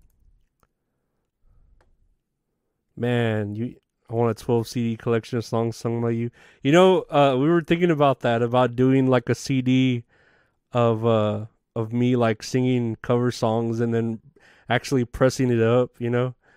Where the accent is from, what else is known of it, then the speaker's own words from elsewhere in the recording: San Antonio, Texas, United States; I am based out of Texas. I am from San Antonio